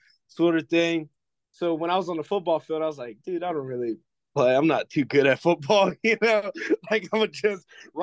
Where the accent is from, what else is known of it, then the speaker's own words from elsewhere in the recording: New Orleans, Louisiana, United States; I'm from New Orleans. I'm from the 504.